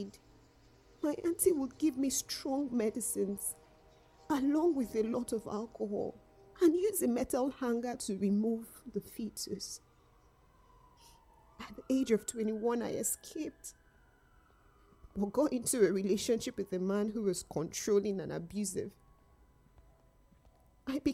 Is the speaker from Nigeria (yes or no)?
yes; Nigeria; also born or lived in North of England; now in United Kingdom; I was born in Nigeria. Growing up, I was starved, beaten, and abused